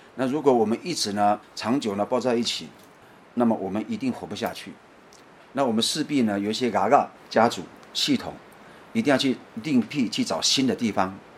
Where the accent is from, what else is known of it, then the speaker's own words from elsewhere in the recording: Leshui tribal village, Datong Township, Yilan County, Taiwan; 我来自于宜兰县大同乡的热水部落